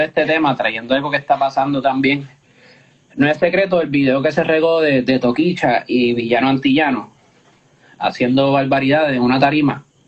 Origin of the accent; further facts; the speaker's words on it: Puerto Rico; nuestra isla